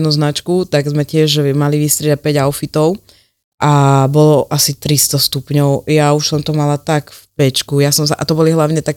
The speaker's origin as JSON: {"language": "Slovak", "country": "Slovakia"}